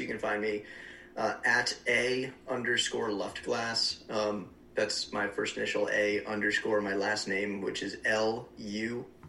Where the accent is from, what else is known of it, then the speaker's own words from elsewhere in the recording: New Jersey, United States; now in Ohio, United States; I'm from New Jersey originally. So we're an hour from Medina.